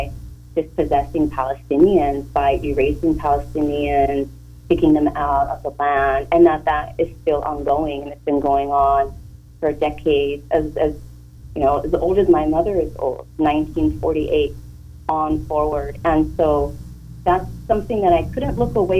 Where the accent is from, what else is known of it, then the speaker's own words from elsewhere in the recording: Oxnard, California, United States; born and raised on Chumash land in Hueneme, Oxnard, and graduated Hueneme High School